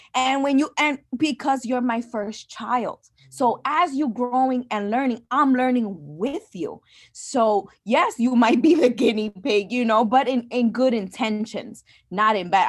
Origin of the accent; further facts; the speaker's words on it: New York City, New York, United States; first language English; growing up where I grew up in the Bronx